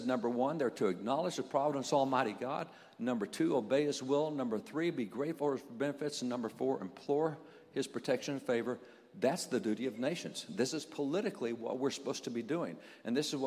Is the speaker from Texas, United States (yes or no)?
yes; Texas, United States; I'm a cowboy from Texas